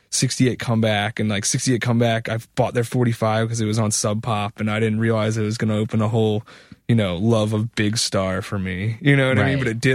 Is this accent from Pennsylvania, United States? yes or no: yes; Philadelphia, Pennsylvania, United States; growing up in Philly, I mean, I went to high school